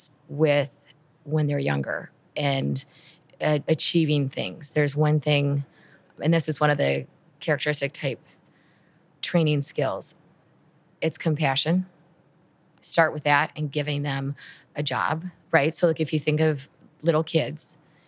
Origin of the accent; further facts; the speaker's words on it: Midwest, United States; I'm from the Midwest